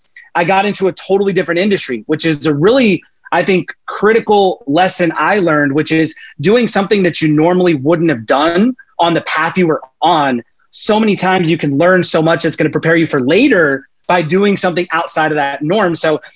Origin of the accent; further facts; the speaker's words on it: Laredo, Texas, United States; moved away as an adult; also born or lived in Oklahoma; My mom is Hispanic and my dad is not from Arkansas. So kind of a chance meeting when they were younger. So I grew up in Laredo, Texas, a little oil and gas kind of boom town, South Texas. I grew up in a trailer park.